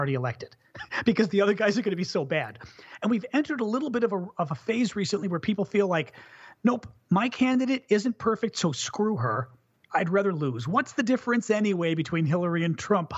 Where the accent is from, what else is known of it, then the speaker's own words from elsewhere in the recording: United States; as an American